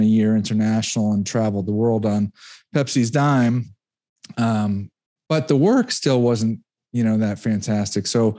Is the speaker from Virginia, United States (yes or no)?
no; Connecticut, United States; also born or lived in Rhode Island; I'm an East Coast guy. I grew up in Connecticut, went to school, University of Rhode Island